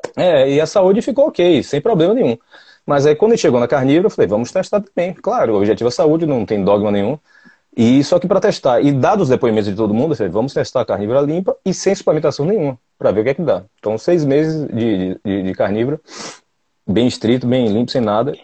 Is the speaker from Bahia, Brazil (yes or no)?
yes; Salvador, Bahia, Brazil; Eu sou de Salvador, sou analista de sistemas